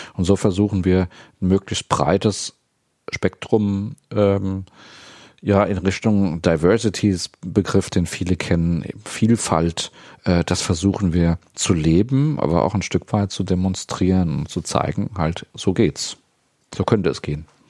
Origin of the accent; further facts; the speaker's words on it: Dieburg, Hesse, Germany; moved away as an adult; also born or lived in Friedberg / Marburg / Kassel; geboren bin ich in Dieburg, da wohne ich auch jetzt wieder nach äh, längerer Pause. Ähm, hab zunächst damals die Schule für Blinde in Friedberg besucht.